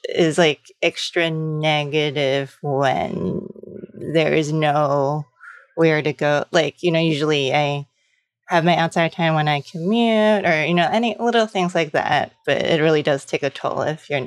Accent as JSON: {"language": "English", "town": "New York City", "region": "New York", "country": "United States", "also_born_or_lived": "Los Angeles", "moved": "as an adult", "said": "I'm from New York City, but, I lived in LA after college"}